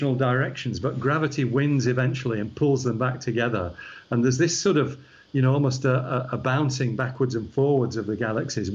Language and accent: English; Yorkshire and the Humber, United Kingdom; accent: Yorkshire; also born or lived in Scotland; now in Australia; the Yorkshire shows through because that's where I was born